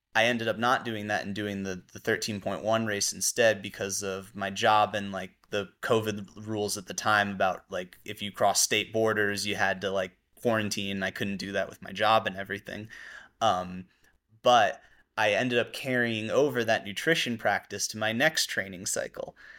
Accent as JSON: {"language": "English", "town": "Mamaroneck", "region": "New York", "country": "United States", "tie": "born or raised there", "said": "I grew up in Mamaroneck"}